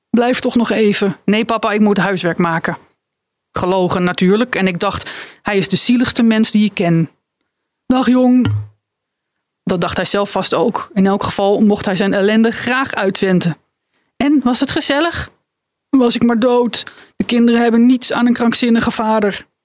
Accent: Friesland, Netherlands; ik, ik kom uit Friesland

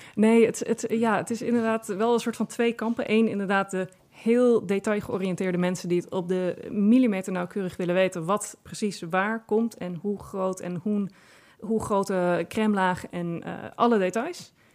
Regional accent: Friesland, Netherlands; ik kom uit Friesland. En in Friesland hadden wij heel veel appelbomen in de tuin staan

